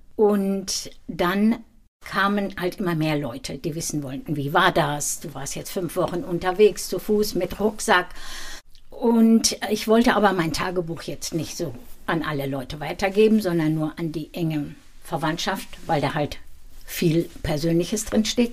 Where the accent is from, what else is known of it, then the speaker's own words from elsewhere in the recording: Dinslaken, North Rhine-Westphalia, Germany; now in Gau-Bischofsheim, Germany; in Dienstlaken, da wo ich geboren bin